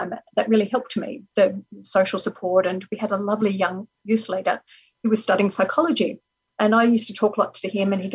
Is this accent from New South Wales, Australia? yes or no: yes; Sydney, New South Wales, Australia; I grew up in Sydney by a beach